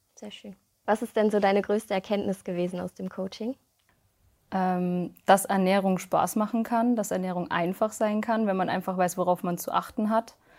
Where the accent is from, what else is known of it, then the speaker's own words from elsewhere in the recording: near Munich, Bavaria, Germany; ich komme aus der Nähe von München